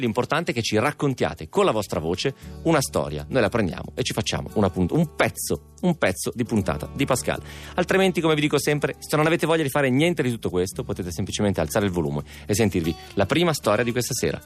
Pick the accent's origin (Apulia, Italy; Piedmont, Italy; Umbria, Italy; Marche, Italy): Piedmont, Italy; Mia mamma, eh, essendo piemontese come me